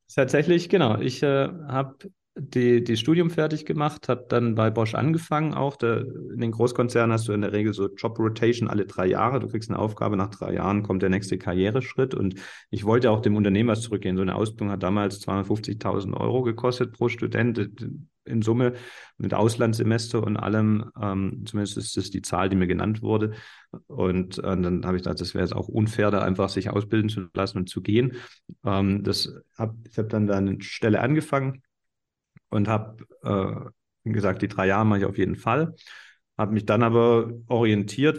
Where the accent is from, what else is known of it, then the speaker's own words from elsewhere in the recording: Baden-Württemberg, Germany; bei uns in Baden-Württemberg